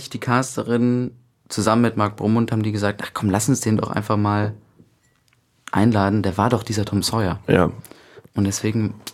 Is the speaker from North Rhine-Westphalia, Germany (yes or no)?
yes; Cologne, North Rhine-Westphalia, Germany; Köln, das ist meine Heimatstadt.